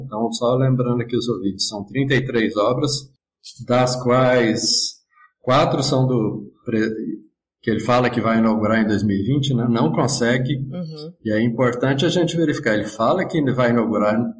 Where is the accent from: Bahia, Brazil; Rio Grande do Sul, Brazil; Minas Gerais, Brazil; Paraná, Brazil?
Minas Gerais, Brazil; Eu sou mineiro.